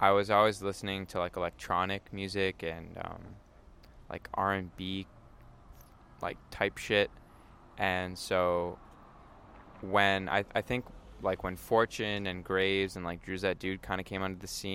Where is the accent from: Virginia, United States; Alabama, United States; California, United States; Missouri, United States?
California, United States; Palo Alto; I was born and raised in Palo Alto, lived here my whole life